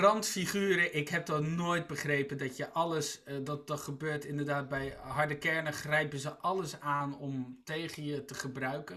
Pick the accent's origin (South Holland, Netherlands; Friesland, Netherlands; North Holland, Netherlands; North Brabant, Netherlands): South Holland, Netherlands; Rotterdam; Ik ben, ik ben Rotterdammer en voor Feyenoord